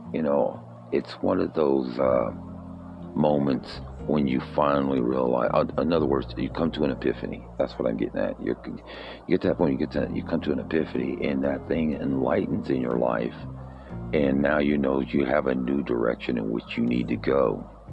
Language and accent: English; United States; our history as American citizens